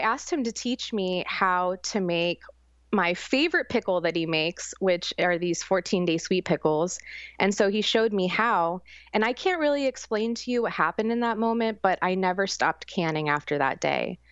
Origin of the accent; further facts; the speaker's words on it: St. Petersburg, Florida, United States; also born or lived in New York City; I was raised here in Saint Petersburg, Florida, since I was one, but my family is actually from the mountains of West Virginia